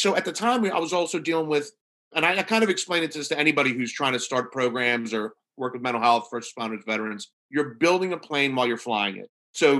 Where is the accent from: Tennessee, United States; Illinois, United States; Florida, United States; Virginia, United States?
Virginia, United States; Norfolk; I'm from Norfolk, Virginia.